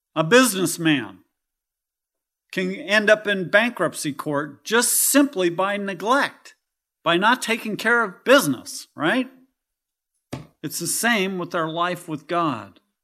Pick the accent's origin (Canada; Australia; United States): United States; California; now in Kentucky, United States; I'm from California